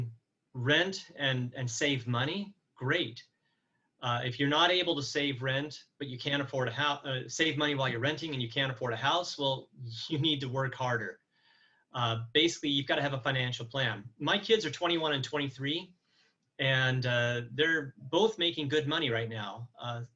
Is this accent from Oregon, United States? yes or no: yes; Astoria, Oregon, United States; moved away; also born or lived in Evansville, Indiana / Alabama; I was actually born in Evansville, Indiana, moved to Oregon when I was 5, and that's where I grew up. I grew up in Astoria